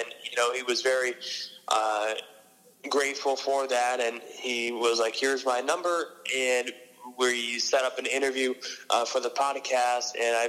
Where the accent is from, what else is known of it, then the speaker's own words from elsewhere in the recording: upstate New York, United States; moved away as an adult; now in Franklin, United States; I'm from upstate New York, and I go to school in Massachusetts. I feel like I'm living in from Massachusetts just because I spent a lot of my time here, because last year I lived at my college. I go to Dean College in Franklin, Mass.